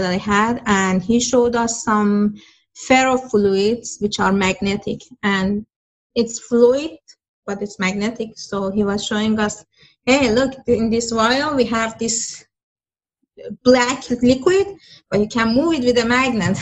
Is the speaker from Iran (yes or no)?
yes; Iran; moved away as an adult; now in United States; I'm from Iran